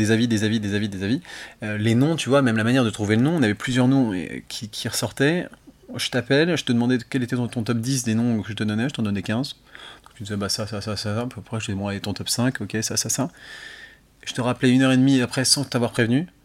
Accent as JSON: {"language": "French", "town": "Lyon", "region": "Auvergne-Rhône-Alpes", "country": "France", "said": "moi, je suis lyonnais"}